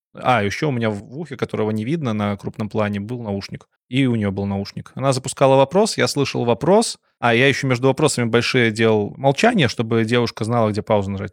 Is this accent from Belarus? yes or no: yes; Belarus; как белорус